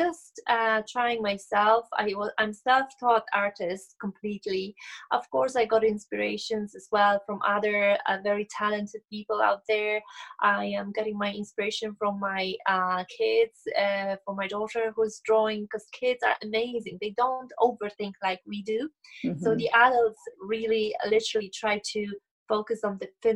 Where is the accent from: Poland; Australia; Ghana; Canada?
Poland; moved away as an adult; now in Ireland; am originally from Poland, but I live and create in Ireland